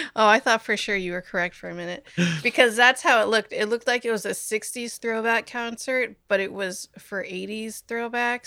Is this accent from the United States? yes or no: yes; Omaha, Nebraska, United States; I'm from Omaha.